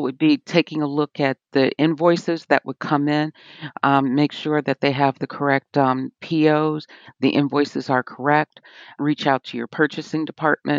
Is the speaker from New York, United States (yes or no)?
no; Chicago, Illinois, United States; moved away as an adult; now in Murfreesboro, United States; I'm originally from Chicago